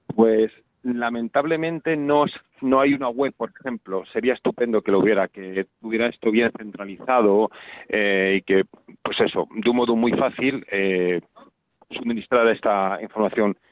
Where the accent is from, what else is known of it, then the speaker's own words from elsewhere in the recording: Valladolid, Castile and León, Spain; yo que soy de Valladolid